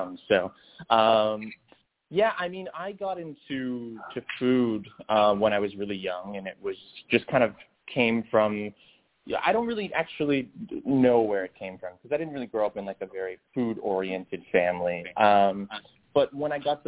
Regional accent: Windsor, Ontario, Canada; I started as a dishwasher in Windsor, Ontario. I'm Canadian

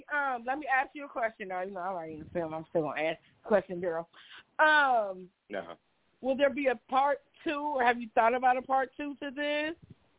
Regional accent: Dayton, Ohio, United States; I'm from Dayton, Ohio

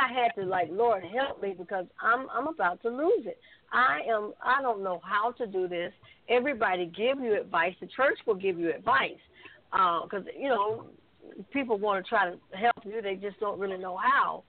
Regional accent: Sylacauga, Alabama, United States; also born or lived in Birmingham, Alabama; I'm a country girl. I'm from Sylacauga.

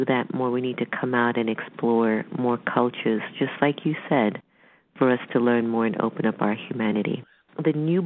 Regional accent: United States; I'm half black, half Indian, and I was raised in America

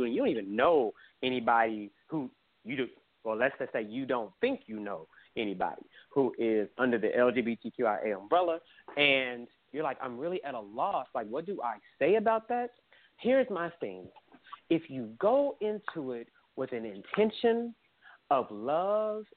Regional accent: Oklahoma City, Oklahoma, United States; me growing up in Oklahoma City

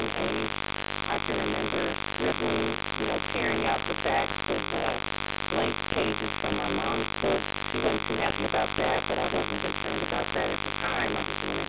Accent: Columbus, Ohio, United States; also born or lived in Early County, Georgia; I was born in a little county called Early County in Georgia, Georgia. And so that's where my roots are. A lot of my family is from Georgia and Florida. But I grew up in Columbus

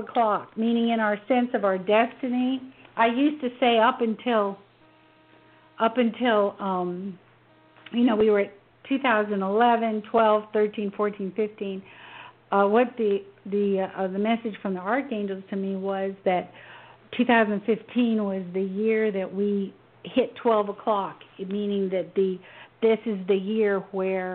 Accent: Memphis, Tennessee, United States; growing up in Memphis during the civil rights movement

